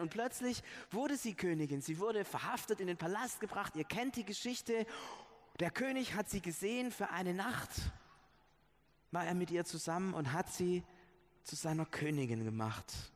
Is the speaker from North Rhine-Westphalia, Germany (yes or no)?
no; Stuttgart, Baden-Württemberg, Germany; wo wir herkommen als Stuttgarter und wo auch die geistlichen Wurzeln unserer Stadt liegen